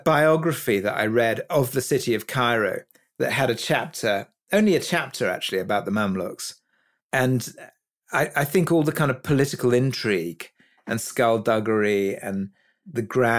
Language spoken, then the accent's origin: English; Kuwait; also born or lived in Egypt; I was brought up in the Middle East. I was born in Kuwait, actually, and my parents lived there, and we spent a lot of time in Egypt.